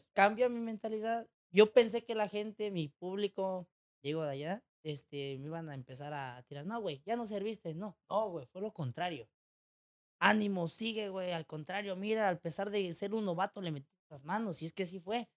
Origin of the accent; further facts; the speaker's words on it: Mexico; moved away as an adult; now in Tijuana, Mexico; Crecí en un pueblo donde, pues, prácticamente todos nos conocíamos, la mayoría